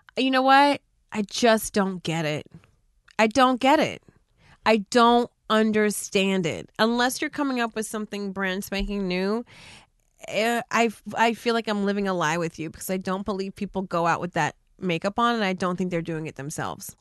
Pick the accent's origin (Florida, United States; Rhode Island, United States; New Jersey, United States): New Jersey, United States; also born or lived in West Coast; I'm from Jersey and it's almost like a speech impediment